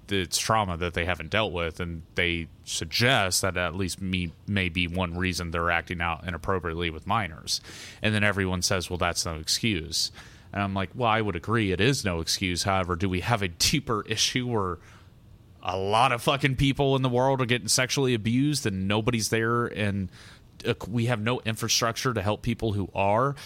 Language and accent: English; United States